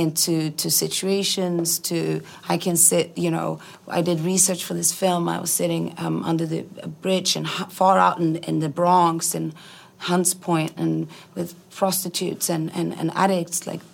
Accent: Iceland; also born or lived in Sweden; Moved to Iceland when I was 5.

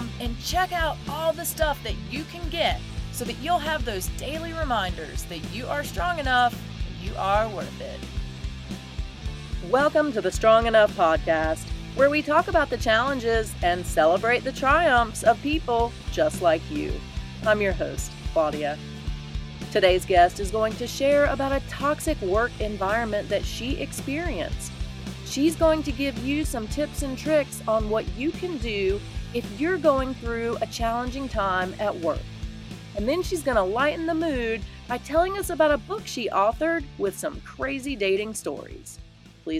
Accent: East Coast, United States; now in Colorado, United States; I am from the East Coast and made my way here

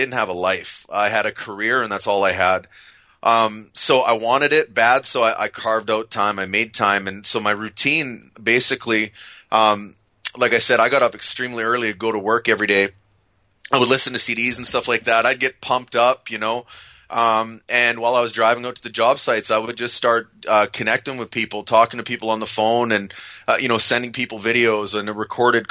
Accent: Canada; I'm Canadian

